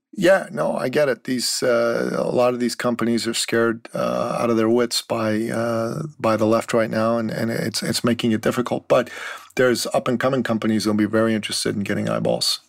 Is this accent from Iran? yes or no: yes; Iran; moved away; I'm a Christian from the Middle East. I'm from Iran. After the mm. Islamic Revolution, my family decided it would be better for us to live in the West